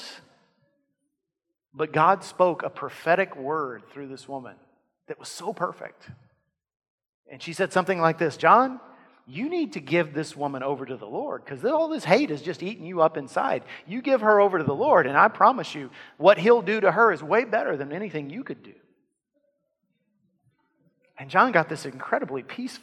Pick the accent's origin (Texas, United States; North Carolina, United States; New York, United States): Texas, United States; Lavaca County; In my hometown, in my area, Lavaca County, where I grew up